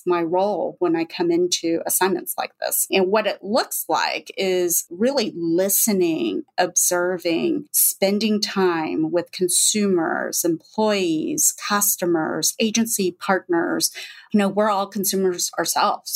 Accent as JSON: {"language": "English", "region": "Texas", "country": "United States", "also_born_or_lived": "Manhattan, New York / China", "moved": "yes", "said": "I'm also from Texas"}